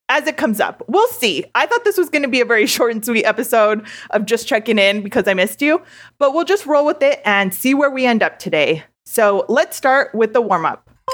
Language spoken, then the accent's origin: English; Southern California, United States; I am born and raised in Southern California